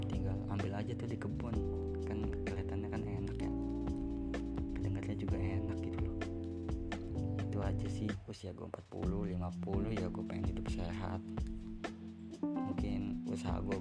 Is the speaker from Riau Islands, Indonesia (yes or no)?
no; Serang, Banten, Indonesia; oh iya jurusan gua jurusan teknik pertambangan asal gua Serang Banten